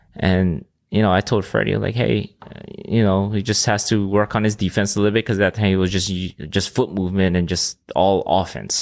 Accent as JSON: {"language": "English", "area": "Oahu", "region": "Hawaii", "country": "United States", "tie": "born or raised there", "also_born_or_lived": "Philippines", "first_language": "Filipino, Ilocano", "second_language": "English", "said": "I was born in Hawaii, um, in Oahu"}